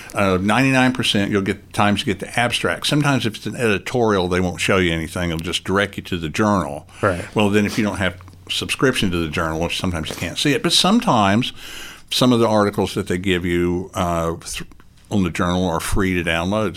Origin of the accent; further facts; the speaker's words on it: Chattanooga, Tennessee, United States; I am from Chattanooga, Tennessee, born and raised in Chattanooga, Tennessee